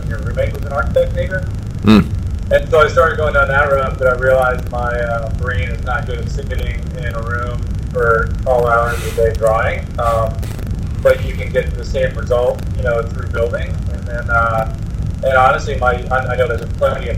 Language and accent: English; Rockville, Maryland, United States; also born or lived in Colorado; I grew up in Rockville, Maryland